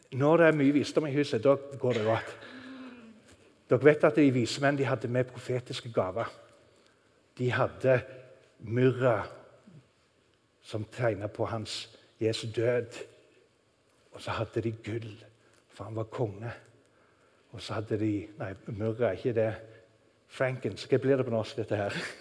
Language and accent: Norwegian; Norway; moved away; Når du bor i et land langt der ute i ørkenen, så sitter du og tenker på Norge